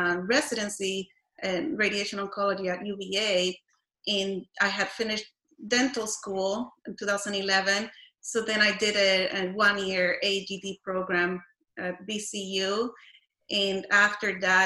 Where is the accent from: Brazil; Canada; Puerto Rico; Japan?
Puerto Rico; moved away as an adult; also born or lived in Iowa; now in Mason City, United States; I was born and raised in Puerto Rico when I finished undergrad. That was in 2005. Then I moved to Iowa.